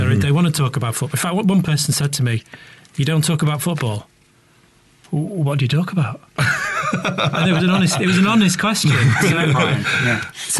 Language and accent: English; Buxton, East Midlands, United Kingdom; also born or lived in Manchester; I grew up in Buxton, and I went to college in Manchester